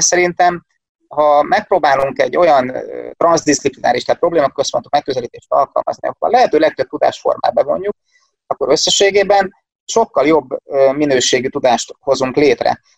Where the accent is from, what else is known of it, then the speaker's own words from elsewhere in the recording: Szeged, Csongrád-Csanád, Hungary; also born or lived in Domaszék; Szegeden születtem, itt is élek